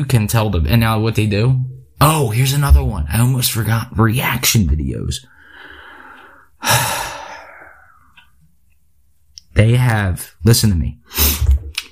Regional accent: Philadelphia, Pennsylvania, United States; I'm from Philly.

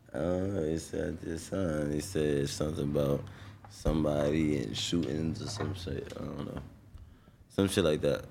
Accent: New York City, New York, United States; I'm from Brownsville

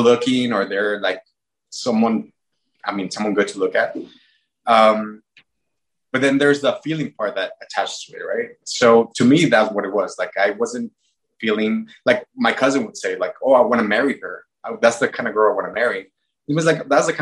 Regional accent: Mexico; growing up in Mexico

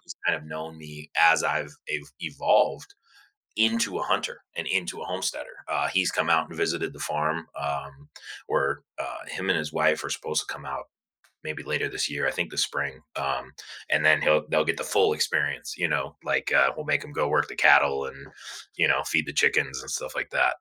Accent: Cleveland, Ohio, United States; I was born and raised in Cleveland, Ohio, so I'm I'm definitely a cold person.

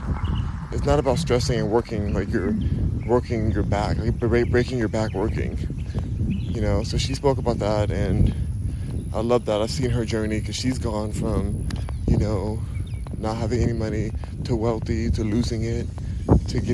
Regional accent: Los Angeles, California, United States; now in Houston, United States; I'm from Los Angeles

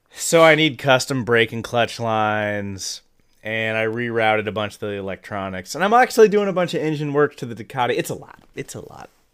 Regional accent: Midwest, United States; growing up in the Midwest

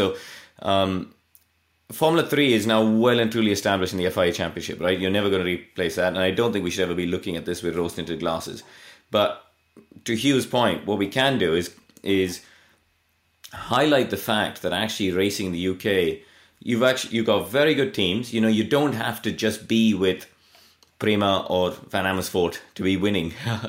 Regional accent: India; look, I came from India and I went and stood in the paddock in Pembrey and hugged the tea urn because my hands were too cold to drive the car.

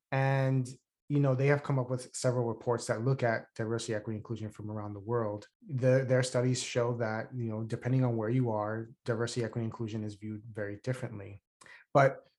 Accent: New York City, New York, United States; I grew up in the South Bronx

